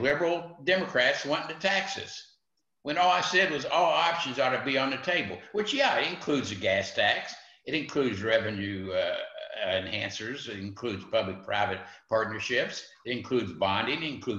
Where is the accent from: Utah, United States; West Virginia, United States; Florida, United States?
West Virginia, United States; West Virginia, my home state